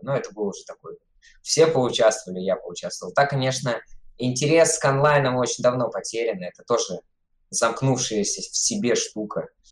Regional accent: Siberia, Tomsk Oblast, Russia; now in Saint Petersburg, Russia; я из Томской, из Сибири

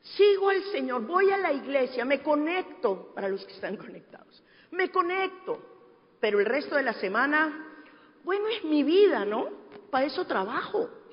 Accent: Peru; moved away; mi tierra, en el Perú

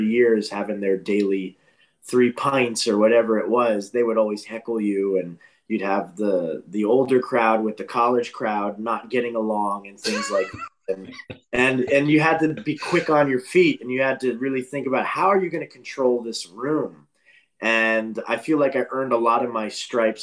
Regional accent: New York, United States; moved away as an adult; also born or lived in Boston; I'm originally from New York and was one of those kids that was doing a lot of musical things throughout elementary school, middle school, high school

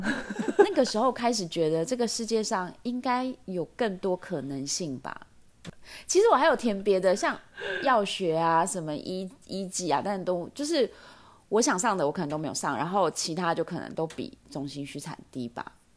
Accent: Taipei, Taiwan; 我是台北人

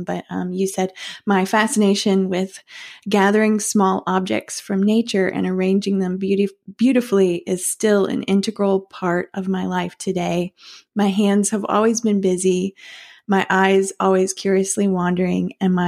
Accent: Kentucky, United States; now in Charleston, United States; I grew up in Kentucky

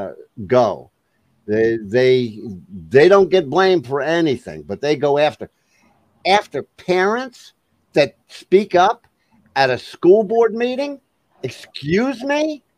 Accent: United States; I'm thankful I was born in America. I thank God every day that I was born in this country.

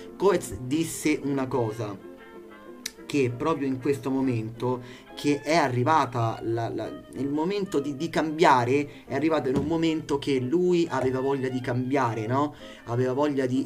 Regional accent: Italy; mi ascoltate dall'Italia, il paese che io amo, il mio paese

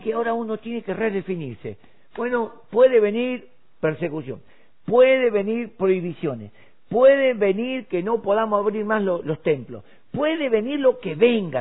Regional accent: Argentina; los 6 millones que somos en Argentina

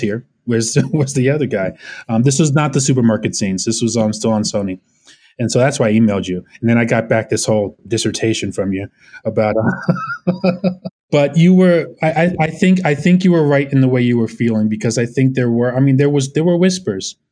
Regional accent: Orange County, California, United States; moved away as an adult; also born or lived in Brooklyn, New York / Los Angeles; now in New York, United States; I grew up in Orange County

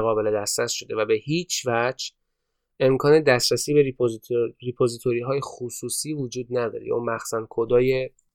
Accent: Iran

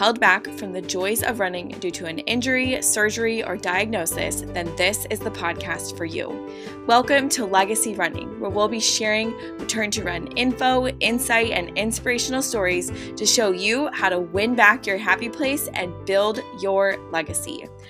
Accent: Chicago, Illinois, United States; moved away; I'm from Chicago, so I'm going to go back and see some of my girlfriends.

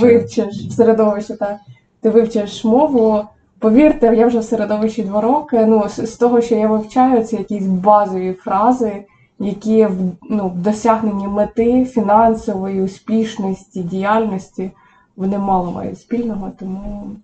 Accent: Semenivka, Poltava Oblast, Ukraine; first language Ukrainian; moved away as an adult; now in Southern California, United States; Сама я родом з Полтавської області, СМТ Семенівка

